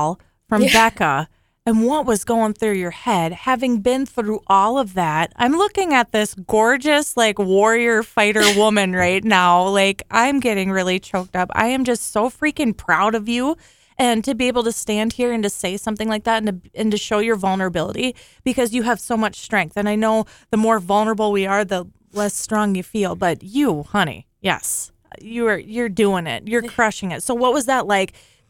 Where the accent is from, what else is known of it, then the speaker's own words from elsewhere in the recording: Alexandria, Minnesota, United States; This is my hometown. And I love it here.